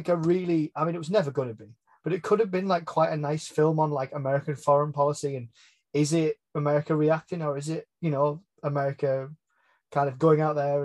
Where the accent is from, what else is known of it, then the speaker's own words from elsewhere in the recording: England, United Kingdom; I'm from England, live in England, always have done